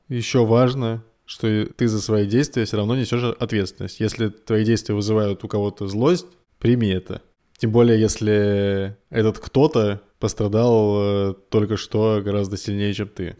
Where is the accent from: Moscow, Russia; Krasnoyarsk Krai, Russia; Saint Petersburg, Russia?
Moscow, Russia; moved away; ну, мы из Москвы.